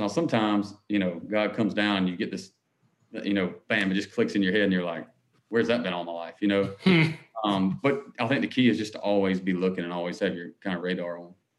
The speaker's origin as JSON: {"language": "English", "town": "Harlem", "region": "Georgia", "country": "United States", "tie": "born or raised there", "moved": "as an adult", "lives_now": "Nashville, United States", "said": "I grew up in Harlem, Georgia, outside of Augusta."}